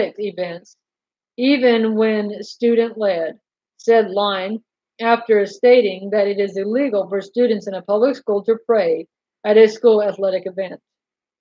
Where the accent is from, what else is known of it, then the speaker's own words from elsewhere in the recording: North Carolina, United States; I was raised in North Carolina in the Bible Belt